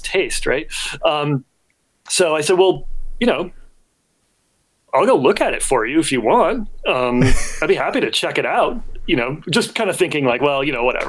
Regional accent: Wyoming, United States; I grew up in Wyoming

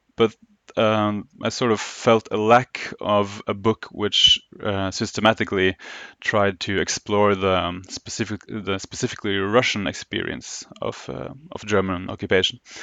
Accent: Oslo, Norway; born and raised in Oslo, Norway, where I still, uh, live and work

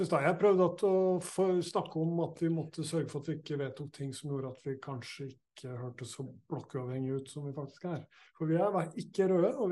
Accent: Molde, Møre og Romsdal, Norway; now in Oslo, Norway; Men jeg er opprinnelig faktisk fra Molde. Fra byen Molde. Født der. På fylkessykehuset.

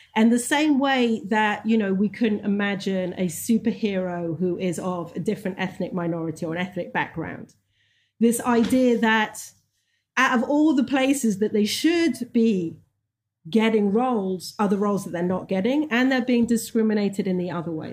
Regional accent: England, United Kingdom; moved away; when I was growing up in England

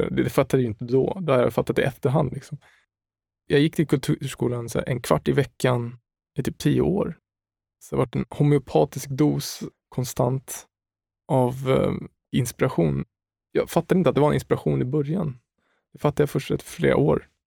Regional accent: Stockholm, Stockholm County, Sweden; also born or lived in Umeå; jag växte upp i Högdalen mm. i Stockholm, sen tog vi en avstickare på två år i Umeå när jag var till 67, 8 år någonting.

